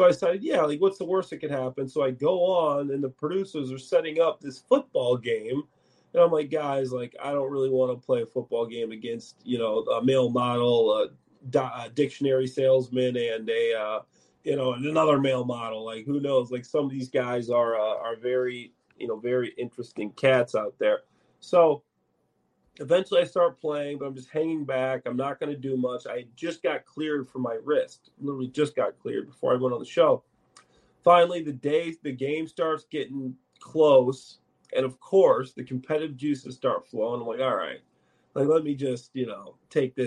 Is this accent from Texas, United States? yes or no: no; Chicago, Illinois, United States; being a Chicagoan